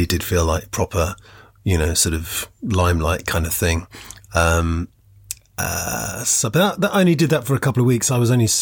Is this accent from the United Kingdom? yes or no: yes; London, United Kingdom; moved away as an adult; I wasn't from that area. I'm from London. I was kind of missing home